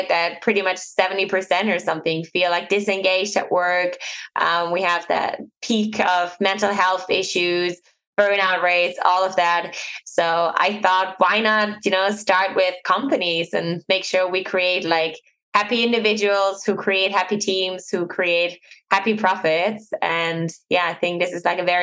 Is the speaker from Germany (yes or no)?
yes; Germany; I'm born and raised in Germany